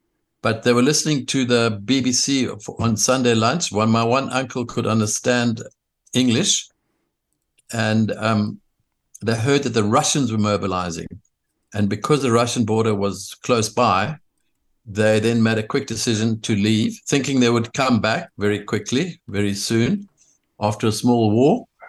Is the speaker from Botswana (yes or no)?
no; South Africa; born there; Well, I was born in South Africa in 1953.